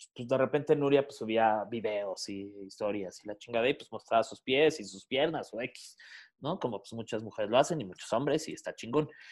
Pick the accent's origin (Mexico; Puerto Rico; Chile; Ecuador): Mexico; Mexico City; soy de aquí, del, nací aquí en la Ciudad de México